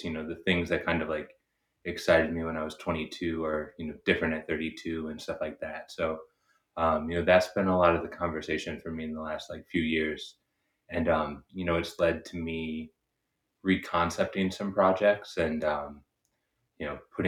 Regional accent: Chicago, Illinois, United States; moved away as an adult; now in Los Angeles, United States; I've been living in Los Angeles, but I'm from Chicago originally

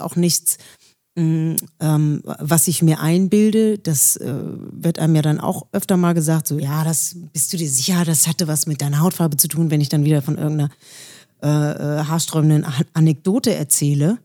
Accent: Villingen-Schwenningen, Baden-Württemberg, Germany; also born or lived in Schleswig-Holstein; now in Rheinfelden, Germany; Also, ich bin in Villingen-Schwenningen geboren. Das ist im Schwarzwald in der Nähe von Freiburg.

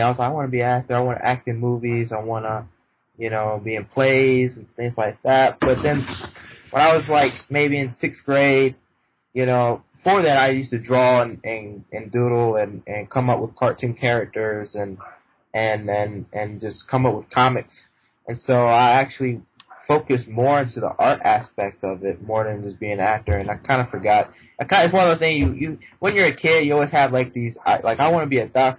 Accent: Kernersville, North Carolina, United States; I am from Kernersville, North Carolina, of the United States of America.

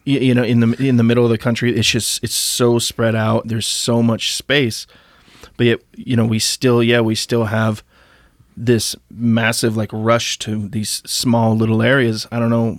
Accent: Idaho, United States; moved away; also born or lived in Tennessee; growing up in Idaho

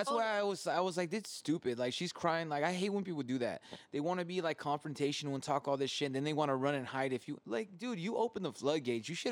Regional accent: California, United States; moved away; being from California

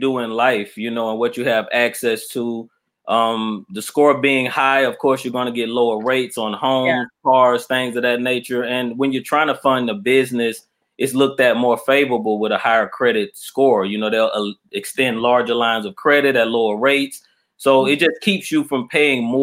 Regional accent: Mobile, Alabama, United States; also born or lived in Atlanta, Georgia; now in Albany, United States; I'm from Alabama. I'm originally from Mobile, Alabama.

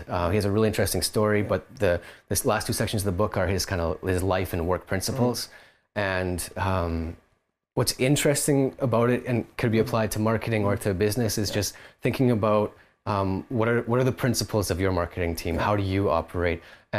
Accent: Kelowna, British Columbia, Canada; now in Vancouver, Canada; Us, the three of us founders, Isaac, Corey, and myself, we're all from Kelowna originally, it was just where we were living at the time

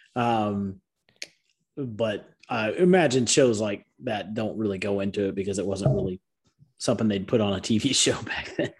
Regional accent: DeKalb County, Georgia, United States; I grew up in DeKalb County

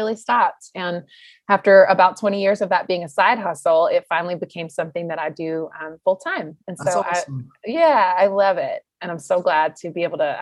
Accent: North Carolina, United States; I was born and raised in the Southeast in North Carolina, and I loved it.

